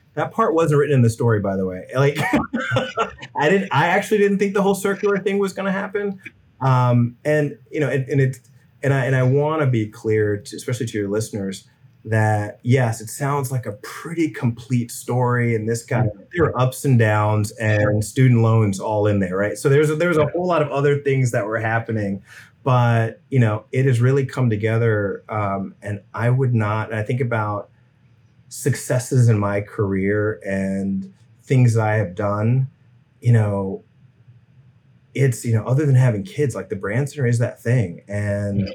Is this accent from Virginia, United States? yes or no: yes; Richmond, Virginia, United States; I grew up in Richmond